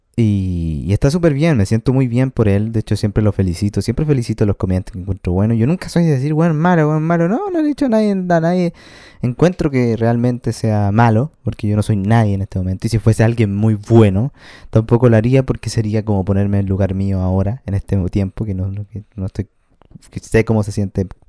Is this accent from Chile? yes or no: yes; Chile